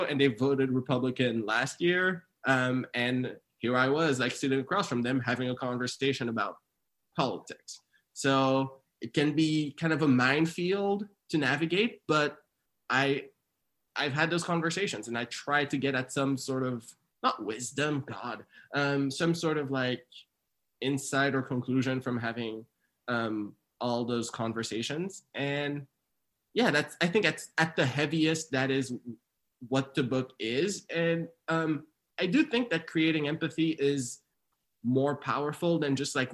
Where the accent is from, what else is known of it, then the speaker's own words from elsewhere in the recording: township 2 hours from Montreal, Quebec, Canada; also born or lived in Haiti; we moved there when I was like six from Haiti, and like we didn't even move to a city. We moved to like a township 2 hours from Montreal.